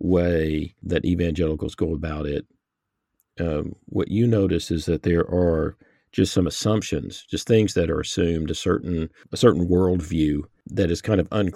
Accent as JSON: {"language": "English", "region": "the Bible Belt", "country": "United States", "tie": "born or raised there", "said": "growing up in the Bible Belt in America"}